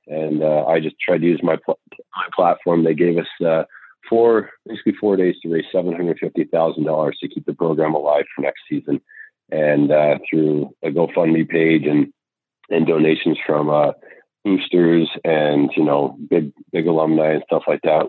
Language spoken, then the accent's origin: English; Caledonia, Ontario, Canada; moved away; also born or lived in Huntsville, Alabama; I come from Caledonia. It's a really really small town, uh, hardworking parents